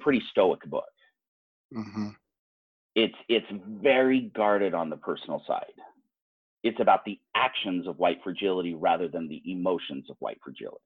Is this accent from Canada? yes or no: no; Utah, United States; most of us are growing up here in Utah, where we are not growing up with people of color